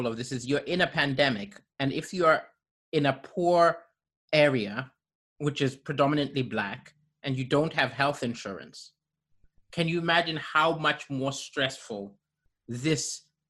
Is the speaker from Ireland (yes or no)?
no; Kenya; also born or lived in Malawi / Zambia; Because I grew up in African countries like Kenya and Malawi and Zambia, I never ever expected those in power who set the rules to follow the rules.